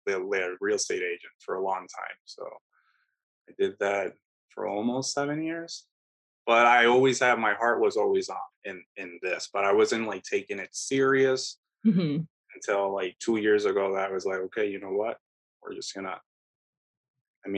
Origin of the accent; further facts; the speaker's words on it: Puerto Rico; moved away as an adult; also born or lived in Connecticut; now in Chicago, United States; I'm originally from Puerto Rico and grew up in the island